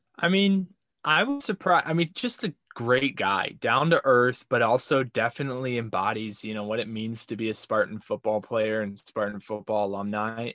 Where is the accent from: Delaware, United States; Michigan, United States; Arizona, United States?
Michigan, United States; Rochester; my hometown of Rochester, Michigan